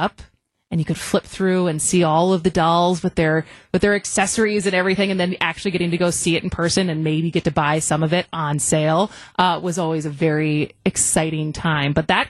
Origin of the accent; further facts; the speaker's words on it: Madison, Wisconsin, United States; I grew up in Madison.